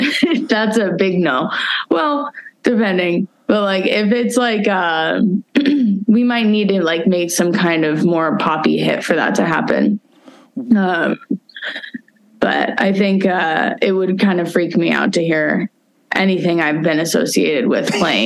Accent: Santa Cruz, California, United States; moved away as an adult; now in Portland, United States; I'm originally from Santa Cruz. Oh. Yeah. So I grew up there and then came up here in 2015.

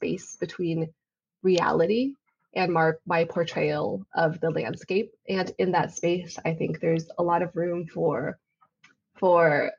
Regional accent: California, United States; moved away; also born or lived in China / Kentucky / Thailand; my family moved to California when I was about 8 years old. So it's a very formative childhood experience where we lived in Kentucky, way across the country to begin

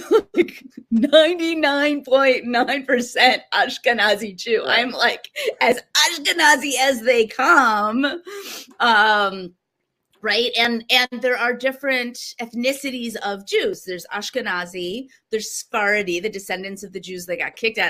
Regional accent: United States; I'm American. I was born American

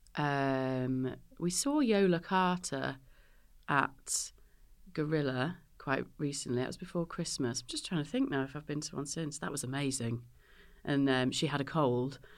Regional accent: Northamptonshire, East Midlands, United Kingdom; moved away as an adult; now in Manchester, United Kingdom; I'm from the Midlands

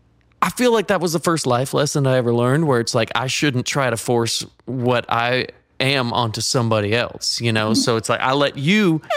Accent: Georgia, United States; You know, growing up in Georgia, one of the things that they always say is you're either going to love the Falcons or you're going to love the Steelers.

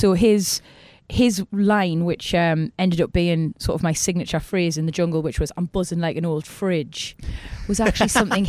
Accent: Newcastle upon Tyne, North East England, United Kingdom; accent: Geordie; moved away as an adult; now in South of England; I've relocated here now and I'm a bit of a novelty. The Geordie accent's quite musical. We always go up at the end. I think people are drawn to it. We're a friendly accent.

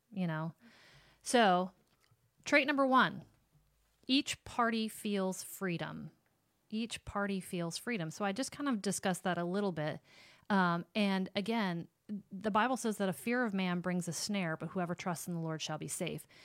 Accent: Sterling or Rock Falls, Illinois, United States; my hometown where you would say, like, you're from Sterling or Rock Falls

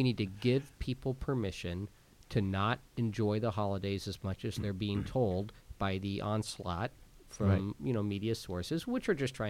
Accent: Kansas, United States; I'm from Kansas

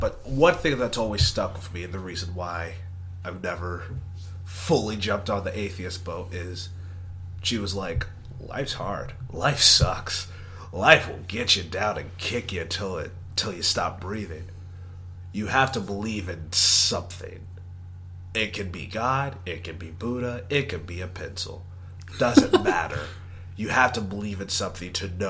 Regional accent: Texas, United States; I am from Texas

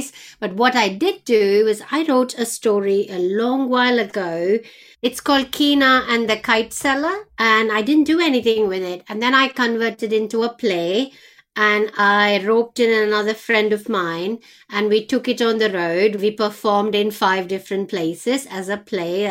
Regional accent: India; moved away; when I was growing up in India

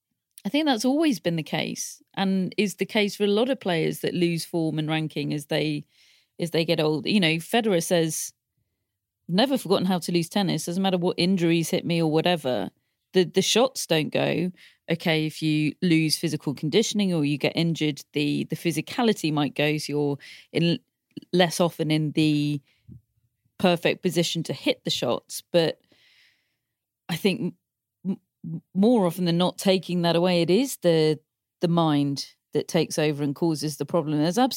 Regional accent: United Kingdom; obviously I'm from Great Britain, I wanted Great Britain to win

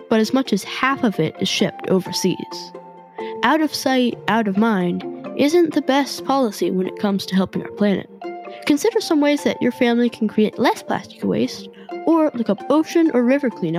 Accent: California, United States; my home state of California

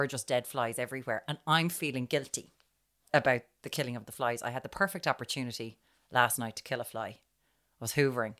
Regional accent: Ireland; We're Irish

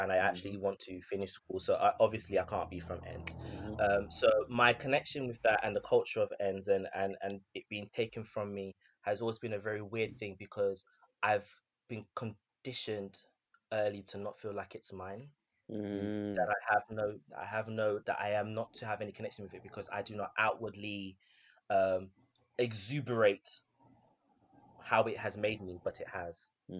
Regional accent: United Kingdom; about my culture, especially as a British Ghanaian, or all the different intersectional facets of me

